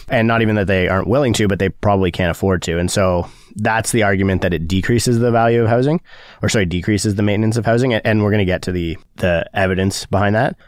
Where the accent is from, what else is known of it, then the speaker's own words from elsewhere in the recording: Keswick, Ontario, Canada; I'm from Keswick and, uh, small town thing